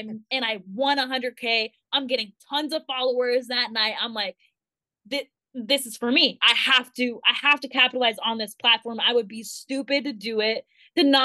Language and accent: English; Thousand Oaks, California, United States; my hometown in Thousand Oaks